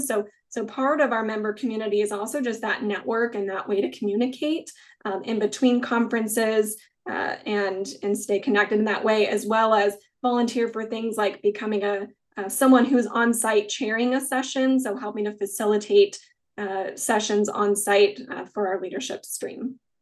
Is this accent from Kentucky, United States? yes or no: no; Kansas, United States; moved away; also born or lived in Greensboro, North Carolina; I'm from Kansas, where I'm at now is just four hours from my family